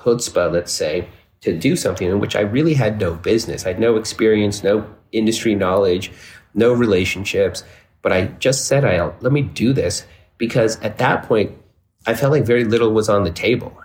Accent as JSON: {"language": "English", "town": "Dallas", "region": "Texas", "country": "United States", "tie": "born or raised there", "moved": "yes", "lives_now": "New York City, United States", "said": "in 1975 in Dallas, Texas, which is where I was born"}